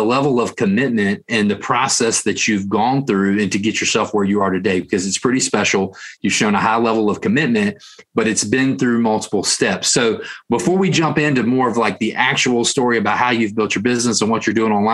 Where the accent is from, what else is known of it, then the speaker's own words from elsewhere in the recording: Central Tennessee, United States; accent: Tennessee; I'm here in Central Tennessee, if you can't tell by my accent